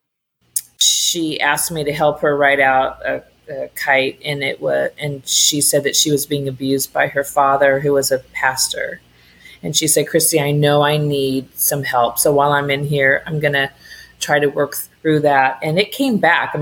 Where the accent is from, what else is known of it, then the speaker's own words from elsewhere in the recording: California, United States; moved away as an adult; also born or lived in Oregon; I'm from Cali